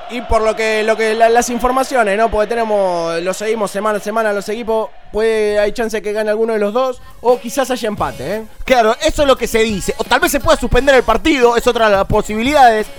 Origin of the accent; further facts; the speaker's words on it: Argentina; como argentino, que como latinoamericano